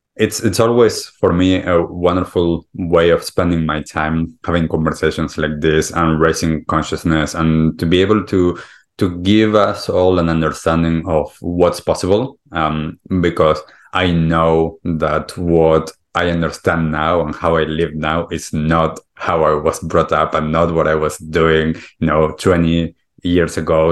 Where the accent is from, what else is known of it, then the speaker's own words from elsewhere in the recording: Argentina; moved away; also born or lived in United States / Europe / California; I grew up in Argentina